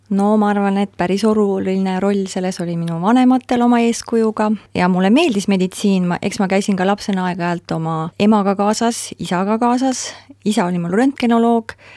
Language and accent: Estonian; Pärnu County, Estonia; also born or lived in Tartu; kolisime Pärnumaale Suiku, minu isa vanemate koju ja seal me siis elasime, kuni mina sain kaheksa-aastaseks, siis kolisime edasi Pärnusse